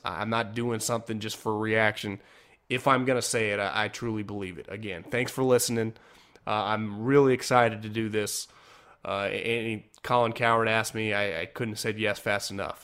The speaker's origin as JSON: {"language": "English", "region": "Northern California", "country": "United States", "tie": "born or raised there", "also_born_or_lived": "Philadelphia", "moved": "as an adult", "said": "born and raised in Northern California"}